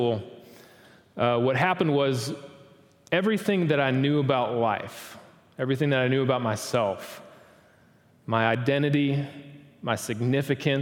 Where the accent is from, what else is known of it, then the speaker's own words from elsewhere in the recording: Wisconsin, United States; moved away as an adult; also born or lived in Starkville, Mississippi; I was born and raised in Wisconsin